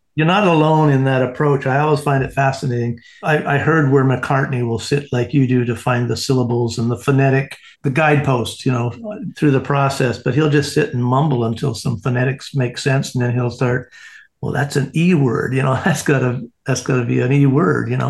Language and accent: English; Canada; now in Indiana, United States; I am a Canadian